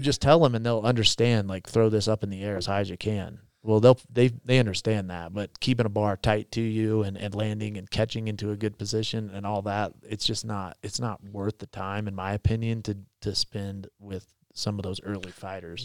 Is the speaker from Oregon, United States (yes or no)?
no; Little River, Kansas, United States; moved away; I grew up in Kansas in a really small town